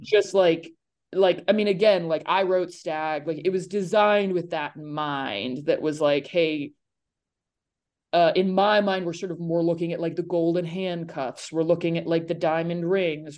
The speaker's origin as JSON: {"language": "English", "town": "Nashville", "region": "Tennessee", "country": "United States", "said": "I'm from Nashville"}